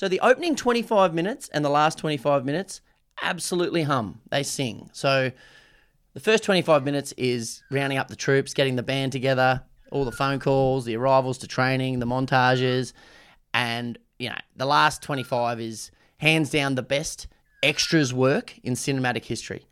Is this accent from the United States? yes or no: no; Australia; as an Aussie